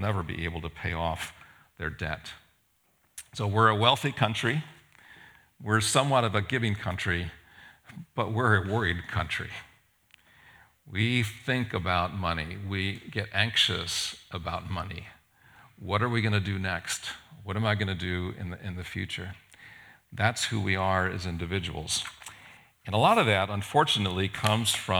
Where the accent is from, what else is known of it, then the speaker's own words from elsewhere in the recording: Japan; now in United States; I was born and raised in Japan, and I get to go back to Japan every once in a while.